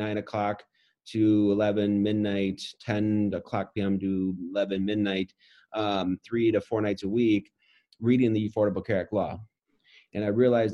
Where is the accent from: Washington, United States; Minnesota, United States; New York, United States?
Minnesota, United States; Roseville; I grew up in Roseville, Minnesota